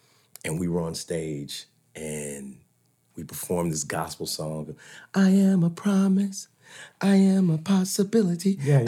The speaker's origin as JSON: {"language": "English", "region": "Indiana", "country": "United States", "said": "I'm from Indiana."}